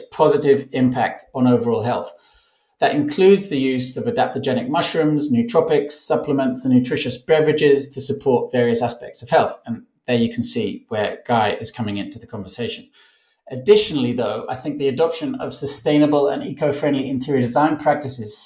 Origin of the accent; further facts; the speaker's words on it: Barcelona, Catalonia, Spain; I'm in my hometown of Barcelona, Spain